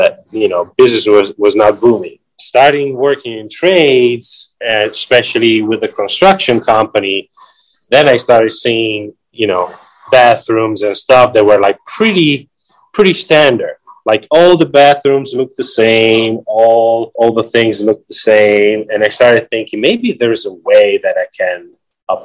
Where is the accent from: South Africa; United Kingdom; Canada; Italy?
Italy; Ravenna, Emilia-Romagna; moved away; I was born in 1974 in Ravenna, Italy